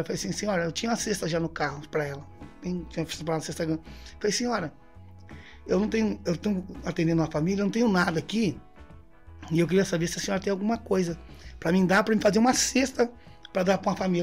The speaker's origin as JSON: {"language": "Portuguese", "region": "interior of São Paulo", "country": "Brazil", "tie": "born or raised there", "also_born_or_lived": "Pernambuco/Piauí border", "moved": "as an adult", "said": "Eu sou de São Paulo. Sou do interior de São Paulo, vivi minha vida toda no interior de São Paulo"}